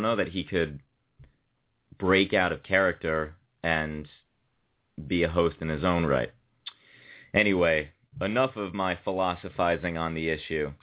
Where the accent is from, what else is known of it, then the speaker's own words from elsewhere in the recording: New Haven, Connecticut, United States; I grew up in New Haven